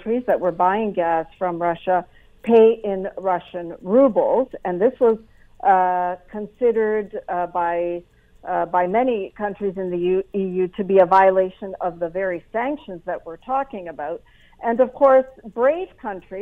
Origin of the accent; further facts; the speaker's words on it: Canada; as a Canadian